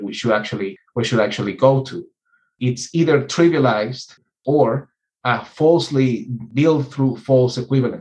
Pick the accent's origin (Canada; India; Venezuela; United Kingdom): Venezuela; I grew up in Venezuela's largest oil town